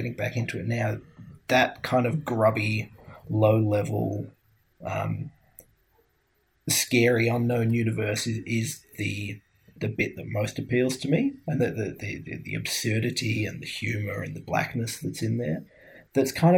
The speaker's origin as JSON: {"language": "English", "town": "Glasgow", "region": "Scotland", "country": "United Kingdom", "tie": "born or raised there", "said": "I grew up in Glasgow"}